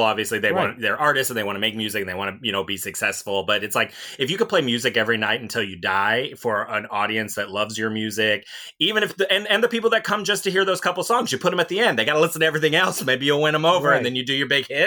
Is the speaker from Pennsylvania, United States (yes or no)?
no; Ohio, United States; little lesbros growing up in Ohio